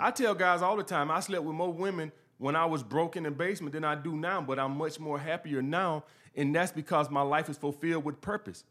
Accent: Montgomery, Alabama, United States; born or raised there; moved away as an adult; also born or lived in Brooklyn, New York

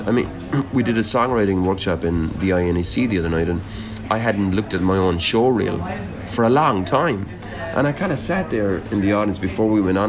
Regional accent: Limerick, Munster, Ireland; moved away; also born or lived in London

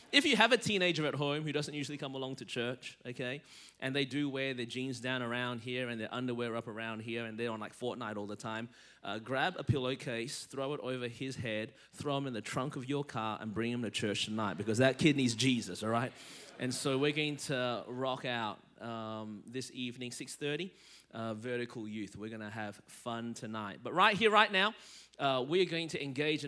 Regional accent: Melbourne, Victoria, Australia; now in Anderson, United States; I was born in Melbourne, Australia, and that's the reason my voice is this way.

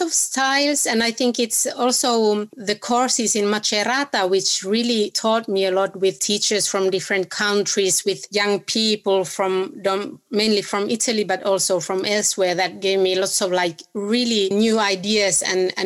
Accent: Oulu, North Ostrobothnia, Finland; My background is actually only in Finland. I'm from North Finland, from the city called Oulu.

